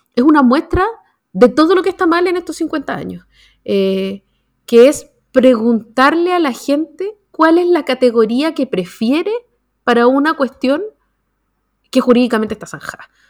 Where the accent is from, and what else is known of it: Chile